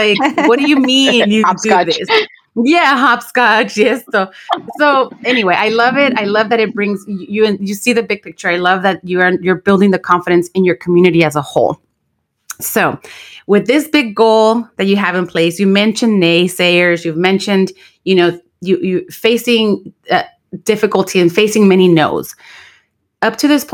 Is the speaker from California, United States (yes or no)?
yes; Los Angeles, California, United States; also born or lived in Santa Barbara; I grew up in Watts. I was born in East LA. Bought a house for the family. We moved to Watts in the early 80s